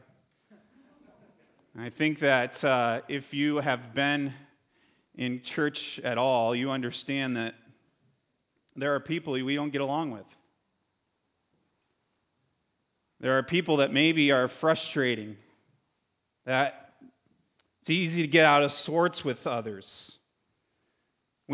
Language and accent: English; Connecticut, United States; moved away; I grew up in Connecticut